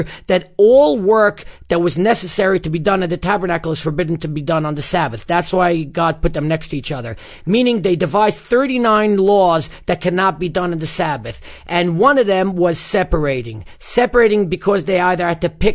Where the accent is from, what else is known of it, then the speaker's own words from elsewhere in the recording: New York City, New York, United States; the community I grew up in Bar Puck was one of the last remaining communities to adopt an Erev